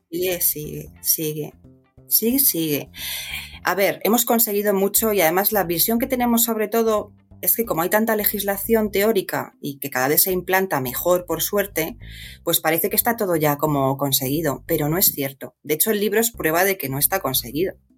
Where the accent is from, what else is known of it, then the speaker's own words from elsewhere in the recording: Madrid, Community of Madrid, Spain; moved away as an adult; also born or lived in Pozuelo de Alarcón; nací en Madrid, sí, soy madrileña